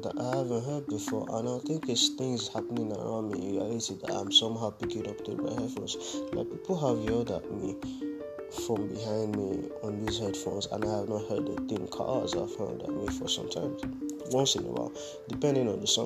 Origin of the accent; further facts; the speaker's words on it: Nigeria; I'm growing up in Nigeria.